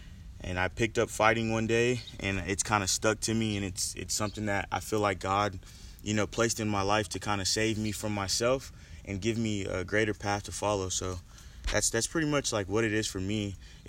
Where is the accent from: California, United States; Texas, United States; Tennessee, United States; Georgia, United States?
Texas, United States; Victoria; So, I'm from Victoria, Texas. Grew up roping calves.